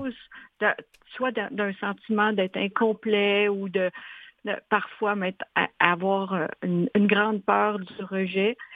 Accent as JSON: {"language": "French", "region": "Quebec", "country": "Canada", "also_born_or_lived": "Montreal, Canada", "moved": "as an adult", "lives_now": "Switzerland", "said": "je suis québécoise"}